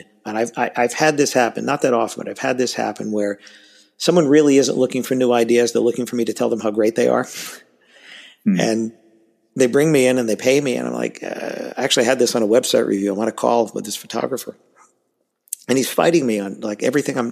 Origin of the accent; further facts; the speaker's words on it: New York City, New York, United States; accent: New York; I grew up in Queens